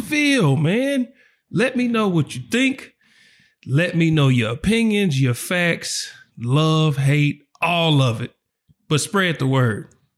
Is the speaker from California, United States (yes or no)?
no; Oklahoma City, Oklahoma, United States; I'm from the South Side of Oklahoma City, the four oh five where we duck no smoke.